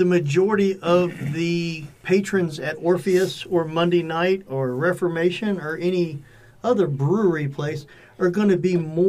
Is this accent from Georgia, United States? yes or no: yes; Fayetteville, Georgia, United States; I grew up on South Side in Fayetteville, the home of Truett Cathy.